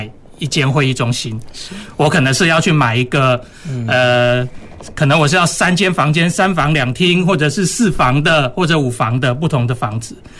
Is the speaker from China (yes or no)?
no; Taiwan; 我们台湾人对游艇的第一个认识，